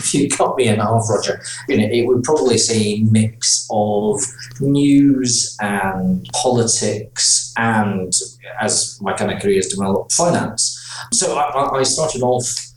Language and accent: English; Aberdeen, Scotland, United Kingdom; moved away as an adult; also born or lived in St Andrews; now in London, United Kingdom; I was born in Aberdeen. I was educated in Aberdeen and in St Andrews, so we're educated pretty much in Scotland